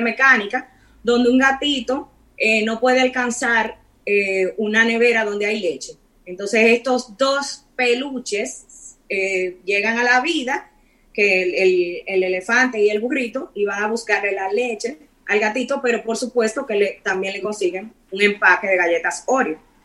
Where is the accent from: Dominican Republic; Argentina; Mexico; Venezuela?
Dominican Republic; nosotros somos República Dominicana